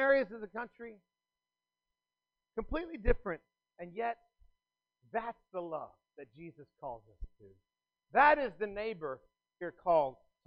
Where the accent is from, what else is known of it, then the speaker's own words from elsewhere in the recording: South Texas, United States; I grew up in South Texas